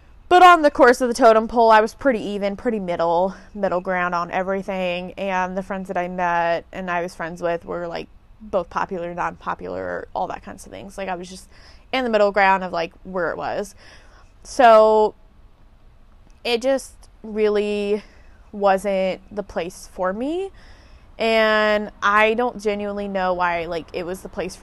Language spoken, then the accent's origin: English; Indiana, United States; moved away as an adult; also born or lived in Texas / Fort Wayne, Indiana; now in Florida, United States; I am from Indiana. I lived in Indiana from the age of, I believe I was like one or two when we moved to Indiana from Texas